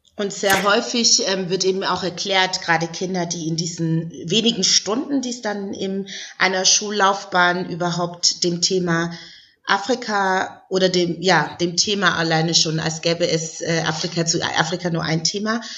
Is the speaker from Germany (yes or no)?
yes; Stuttgart, Baden-Württemberg, Germany; Ich komme ja aus Stuttgart